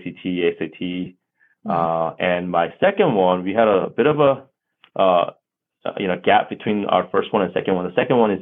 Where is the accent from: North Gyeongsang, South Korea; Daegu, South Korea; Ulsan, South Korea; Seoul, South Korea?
Seoul, South Korea; first language Korean; English is a second language; now in United States; I was born in Korea, Seoul, Korea, and I was raised there